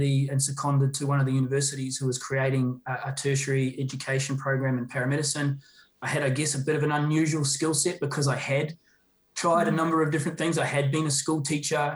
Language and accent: English; New Zealand; I'm obviously a Kiwi